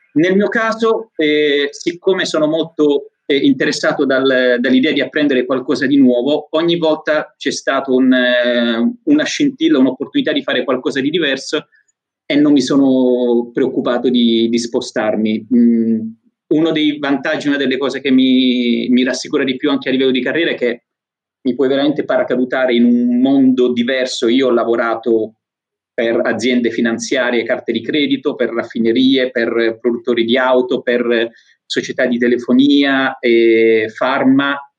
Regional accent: Apulia, Italy; moved away as an adult; also born or lived in Rome / Belgium; sono pugliese e avevo deciso di, di andare a vivere a Roma

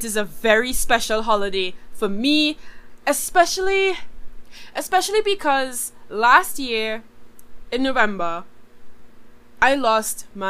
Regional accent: Trinidad & Tobago

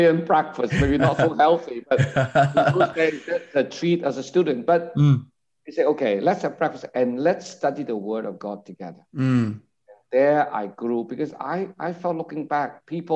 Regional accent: Hong Kong; now in Singapore; I grew up in Hong Kong. I was born in Hong Kong

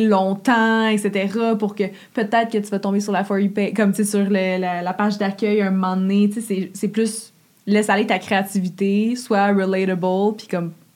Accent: Gatineau, Quebec, Canada; Puis je viens de Gatineau, puis c'est comme une ville de fonctionnaires

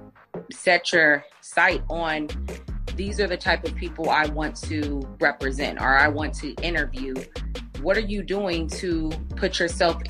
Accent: Bay Area, California, United States; We're from the Bay Area

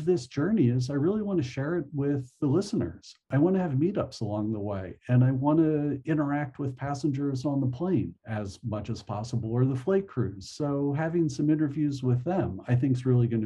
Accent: New Jersey, United States; moved away as an adult; also born or lived in California; when I was 21, I moved from New Jersey to California

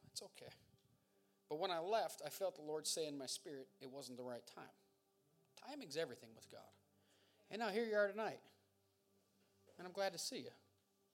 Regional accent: Montdale, Pennsylvania, United States; I'm from Montdale. I'm not that foreign.

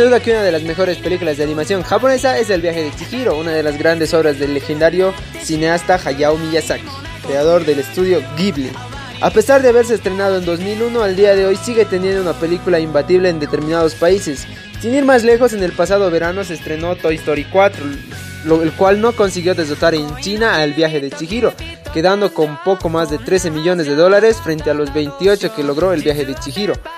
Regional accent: Bolivia; soy bien boliviano

